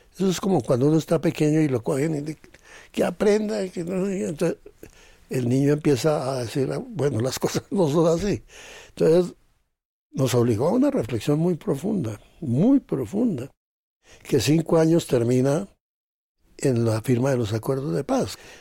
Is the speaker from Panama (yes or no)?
no; Zipaquirá, Cundinamarca, Colombia; nosotros de Zipaquirá.